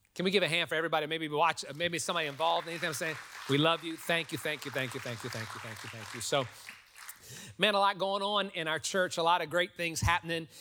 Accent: New Orleans, Louisiana, United States; now in Texas, United States; I'm from New Orleans

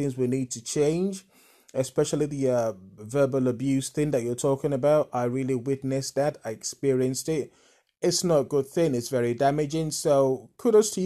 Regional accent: Nigeria; moved away; I'm a fellow Nigerian. I grew up in Nigeria, but I've left Nigeria now, so I live abroad.

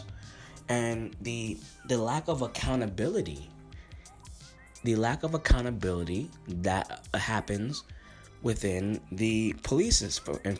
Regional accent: United States; I'm born in America. I am a black American.

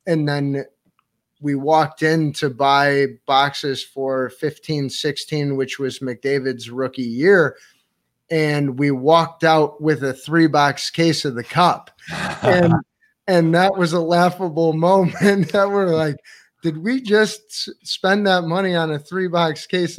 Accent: East Amherst, New York, United States; Hello, East Amherst. We're from East Amherst.

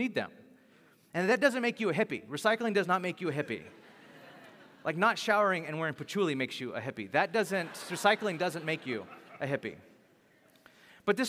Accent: Bakersfield, California, United States; I'm from Bakersfield

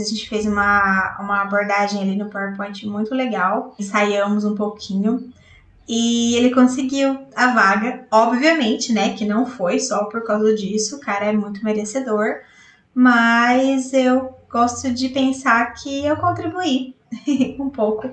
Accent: Botucatu, São Paulo, Brazil; sou aqui de Botucatu, interior de São Paulo

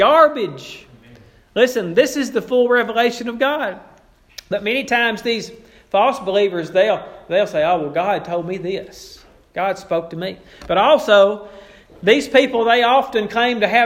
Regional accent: Bodcaw, Arkansas, United States; I grew up in Bodcaw

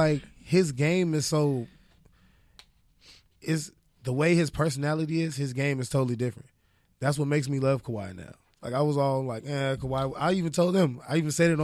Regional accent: Inglewood, California, United States; I'm from Inglewood

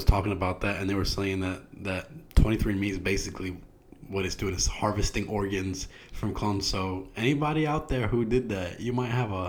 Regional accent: New York City, New York, United States; also born or lived in Jamaica, Queens; we're both from New York. I was born in Jamaica, Queens, but I grew up in the streets of Far Rockaway.

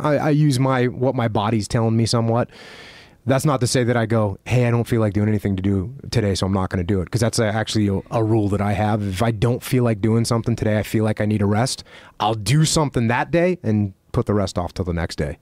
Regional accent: East Coast, United States; moved away; I grew up on the East Coast listening to old school hardcore music

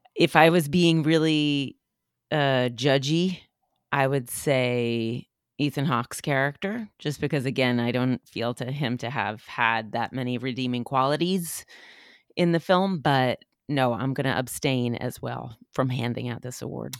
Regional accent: New Hampshire, United States; I was raised by hippies in New Hampshire

